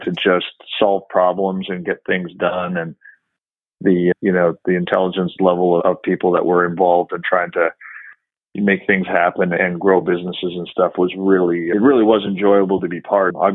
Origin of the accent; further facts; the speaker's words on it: Saskatchewan, Canada; moved away as an adult; also born or lived in Calgary, Alberta, Canada; now in Houston, United States; I grew up in Canada, in Saskatchewan, Canada. My dad was a farmer.